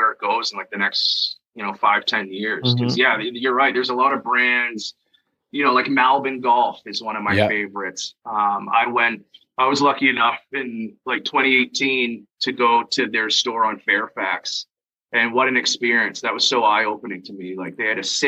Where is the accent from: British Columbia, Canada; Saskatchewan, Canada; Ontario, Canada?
Ontario, Canada; Schomberg; also born or lived in Toronto, Canada; now in Newmarket, Canada; when I was a kid, I grew up in Schaumburg, so small town Schaumburg is in King Township area.